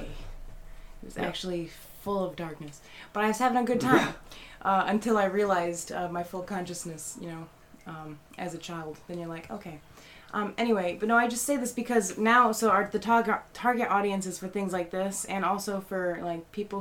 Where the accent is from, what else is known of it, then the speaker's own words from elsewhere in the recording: Detroit, Michigan, United States; my hometown in Detroit.